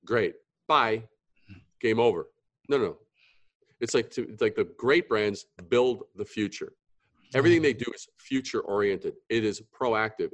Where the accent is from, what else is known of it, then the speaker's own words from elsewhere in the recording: New York, United States; Growing up in New York, we would go to Greenwich Village